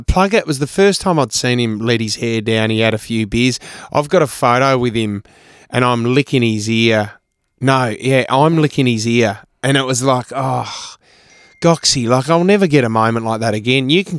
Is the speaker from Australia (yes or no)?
yes; Adelaide, South Australia, Australia; moved away; also born or lived in Sydney; I was a bogan from Adelaide, this skinny kid